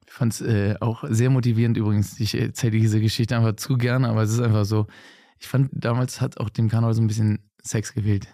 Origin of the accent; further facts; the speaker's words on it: Bergisch Gladbach, North Rhine-Westphalia, Germany; now in Cologne, Germany; gebürtig aus Bergschlappach